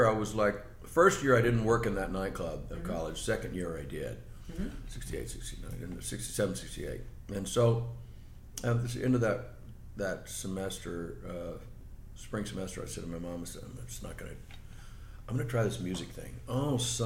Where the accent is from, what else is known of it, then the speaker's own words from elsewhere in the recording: Texas, United States; moved away; in Texas, growing up in Texas, you had to play rhythm and blues